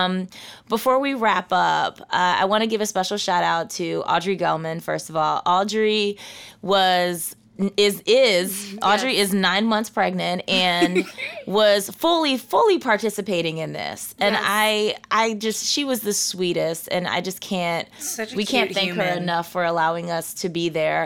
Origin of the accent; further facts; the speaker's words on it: Philadelphia, Pennsylvania, United States; moved away as an adult; also born or lived in New York City; now in Oregon, United States; I'm from Philadelphia